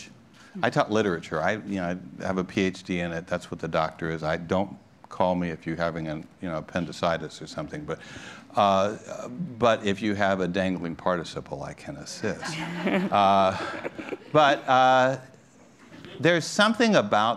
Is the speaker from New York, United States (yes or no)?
no; Los Angeles, California, United States; I grew up in Los Angeles, California, I was mentioning to you, in the 1940s and 50s and early 60s